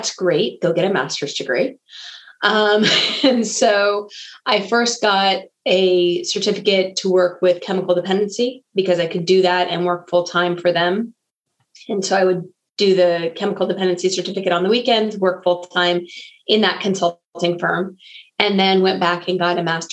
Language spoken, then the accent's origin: English; Bay Area, California, United States; moved away as an adult; also born or lived in Missouri; I come from the Bay Area. I had moved out to Missouri.